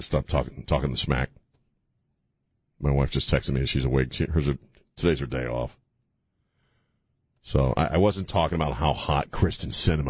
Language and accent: English; United States; I grew up in Redskins country